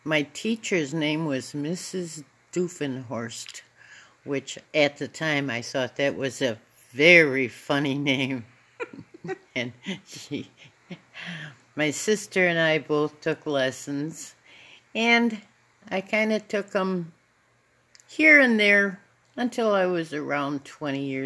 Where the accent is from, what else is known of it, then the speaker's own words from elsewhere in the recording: West Allis, Wisconsin, United States; I was born in West Dallas, Wisconsin